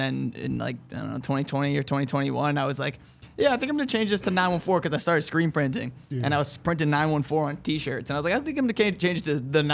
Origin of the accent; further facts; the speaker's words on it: Yonkers, New York, United States; my parents were born in Yonkers. I was born in Yonkers.